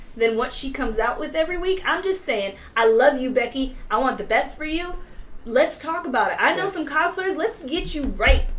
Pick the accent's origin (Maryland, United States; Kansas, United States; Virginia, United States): Virginia, United States; I am from Virginia as well. Uh, five years in Richmond